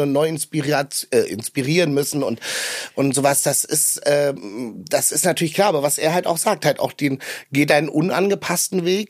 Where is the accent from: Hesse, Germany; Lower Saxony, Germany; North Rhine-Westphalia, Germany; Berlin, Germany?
Berlin, Germany; in Berlin auch, weil ich bin am Stadtrand groß geworden